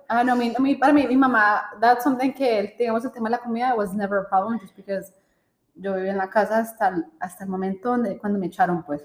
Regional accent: Colombia; nosotros somos colombianas

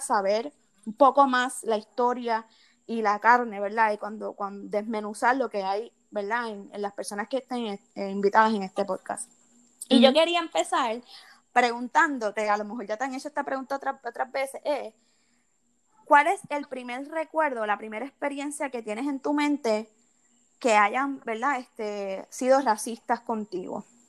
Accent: Puerto Rico; also born or lived in United States; como puertorriqueños

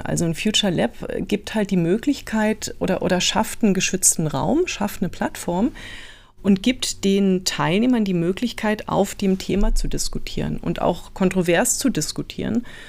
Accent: Berlin, Germany; now in Munich, Germany; geboren bin ich, wie, wie du schon gesagt hast, im, im Süden von, von Berlin

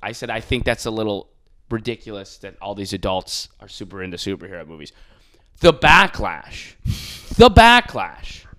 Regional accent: Buffalo, New York, United States; I'm like from Buffalo

